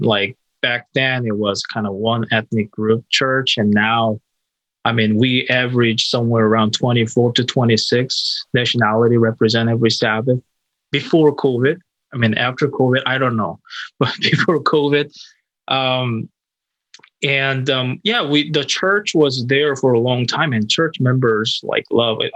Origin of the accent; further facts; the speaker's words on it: South Korea; now in Minneapolis, United States; I'm originally from South Korea